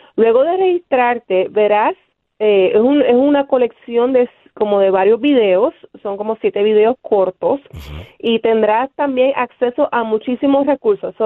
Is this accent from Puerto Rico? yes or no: yes; Bayamón, Puerto Rico; also born or lived in Río Piedras, Puerto Rico; now in Pittsburgh, United States; soy nacida y criada en Bayamón, Puerto Rico.